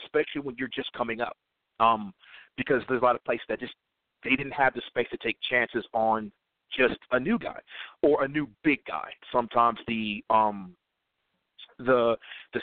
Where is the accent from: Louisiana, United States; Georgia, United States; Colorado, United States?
Georgia, United States; I can't work in my home state